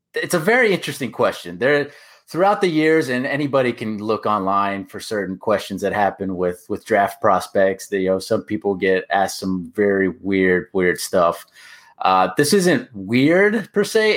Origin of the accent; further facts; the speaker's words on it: Orlando, Florida, United States; I am born and raised in Orlando